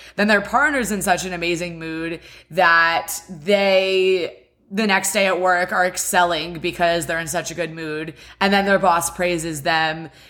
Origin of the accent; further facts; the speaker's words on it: West Chester, Pennsylvania, United States; now in Miami, United States; I live in Miami, Florida, and I am from Westchester, Pennsylvania